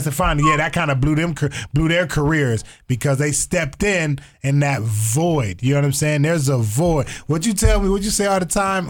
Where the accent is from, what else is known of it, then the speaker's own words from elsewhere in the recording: Toledo, Ohio, United States; I am in Toledo because I'm from Toledo